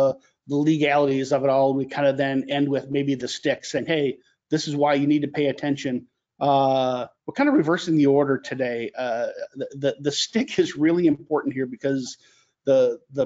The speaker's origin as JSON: {"language": "English", "town": "St. Louis", "region": "Missouri", "country": "United States", "tie": "born or raised there", "said": "my hometown of St. Louis"}